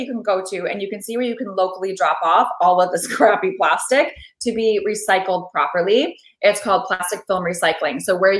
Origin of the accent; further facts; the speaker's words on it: Midwest, United States; I've never seen this in my life. And I'm from the Midwest.